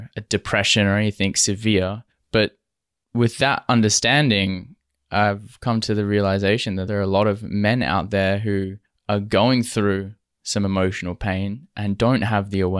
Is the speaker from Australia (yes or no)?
yes; Western Australia, Australia; also born or lived in Toronto; as a man growing up in Western Australia